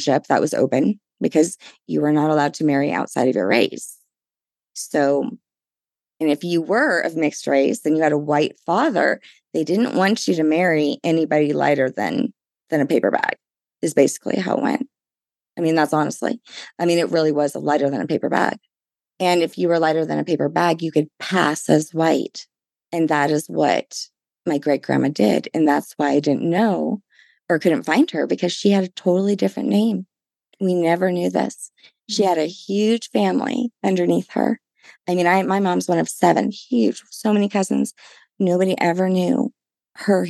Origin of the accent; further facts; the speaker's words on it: New Orleans, Louisiana, United States; I'm from New Orleans